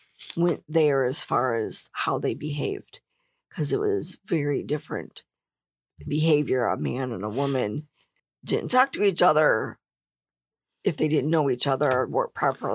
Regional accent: Canada; I'm French Canadian.

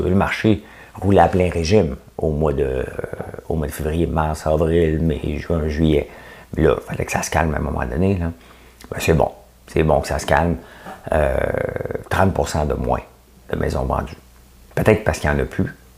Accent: Quebec, Canada; Je suis québécois

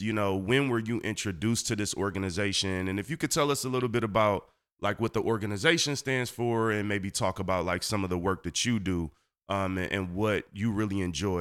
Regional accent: Detroit, Michigan, United States; I grew up on Seven Mile on the east side of Detroit

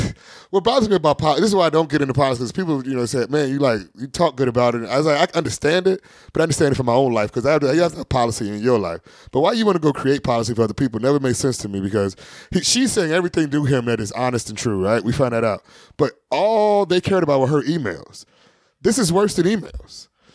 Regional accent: Hawaii, United States; I'm from Hawaii.

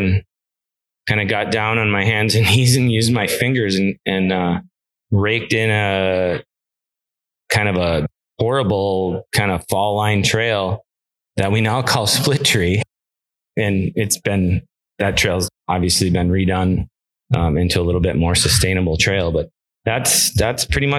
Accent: L'Anse, Michigan, United States; now in Marquette, United States; So born in Launce, Michigan, about an hour west of Marquette, kind of between Houghton and Marquette.

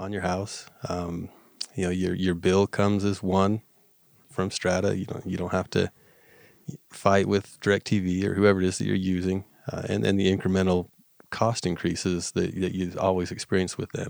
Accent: Uintah Basin, Utah, United States; I, I grew up here in the Union Basin, um, graduated from Union High School

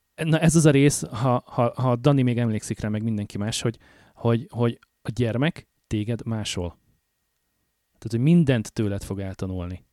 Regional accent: Hungary; moved away as an adult; now in Canada; jelentősen más körülmények között nőttünk föl, jelentősen más lehetőségeink voltak, adottak Magyarországon a 80-as, 90-es években, amikor mi voltunk fiatalok

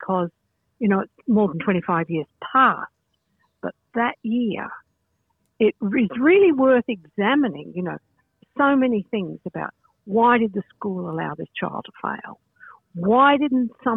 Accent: Australia; moved away as an adult; also born or lived in United Kingdom; now in Troy, United States; I'm an Australian, but we have lived on various continents. We've lived in Australia, we lived in the UK, and currently I live in upstate New York

